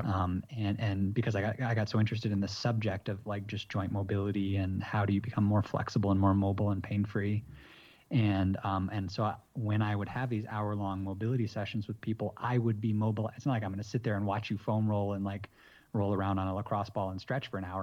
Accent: Michigan, United States; moved away as an adult; also born or lived in Massachusetts / San Diego; now in Bogota, Colombia; I was kinda raised in Michigan for most of my life

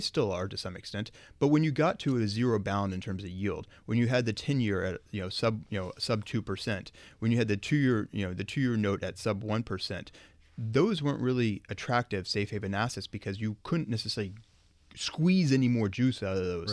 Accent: Oklahoma, United States; moved away; I'm from Oklahoma

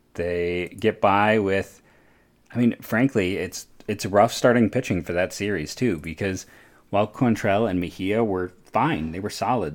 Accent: Akron, Ohio, United States; I'm from Akron myself

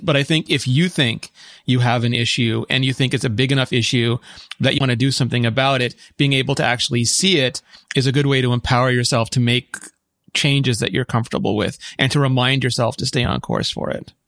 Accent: Quebec, Canada; as a Quebecer

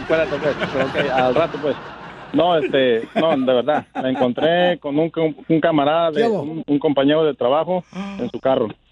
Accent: Colima, Mexico; moved away; yo soy de Colima

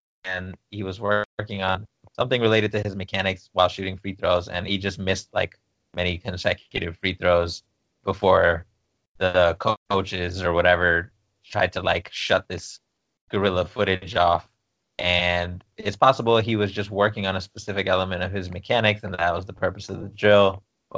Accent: East Coast, United States; my fiance's family's from the West Coast and I'm from the East Coast

